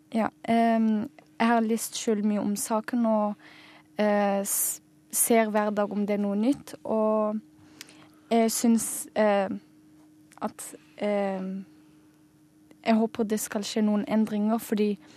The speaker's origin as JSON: {"language": "Norwegian", "region": "Agder", "country": "Norway", "tie": "born or raised there", "also_born_or_lived": "Germany / Lebanon", "said": "jeg kommer fra Libanon, men har aldri vært der. Og jeg er født i Tyskland. Og har bodd i Norge hele mitt liv, i asylmottak"}